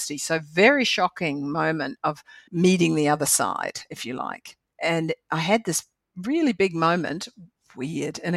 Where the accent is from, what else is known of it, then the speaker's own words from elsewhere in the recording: New Zealand; I'm a Kiwi girl